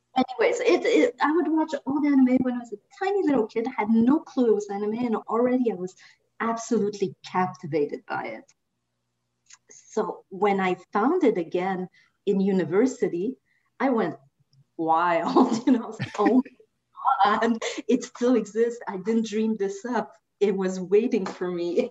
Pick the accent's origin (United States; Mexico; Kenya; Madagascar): Madagascar; moved away; also born or lived in France; I grew up mostly in Madagascar